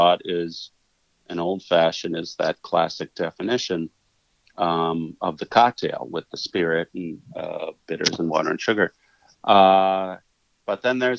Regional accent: Eagle, Wisconsin, United States; moved away; also born or lived in Milwaukee, Wisconsin; I was born in Milwaukee, and then I was raised in a farm community called Eagle

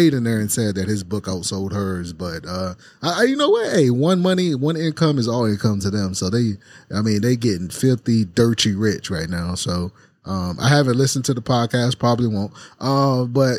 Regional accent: the South, United States; growing up in the South.

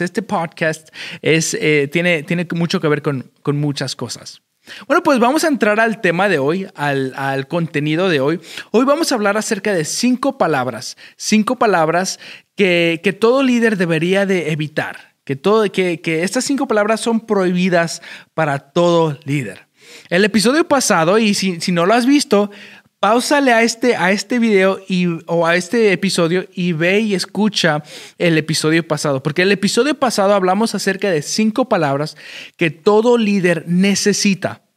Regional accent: Chicago, Illinois, United States; moved away as an adult; also born or lived in Mexico City (Nezahualcóyotl), Mexico / Wisconsin, United States; now in Houston, United States; nací en la Ciudad de México, en, la colonia, creo que se le dice, de Neza o Nesa. o a, cuando tenía un año, llegué a Chicago, Illinois, en, los Estados Unidos, y de ahí crecí hasta los 18 años.

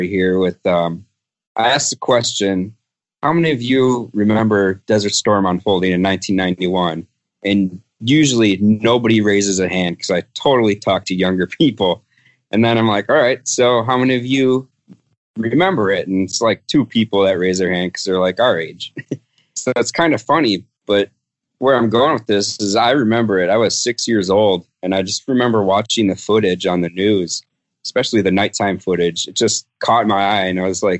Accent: Menomonee Falls, Wisconsin, United States; accent: Wisconsin; I grew up in Menominee Falls, Wisconsin

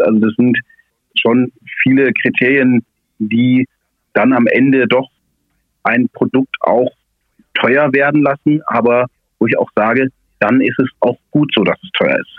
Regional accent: Swabia, Baden-Württemberg, Germany; als Schwabe

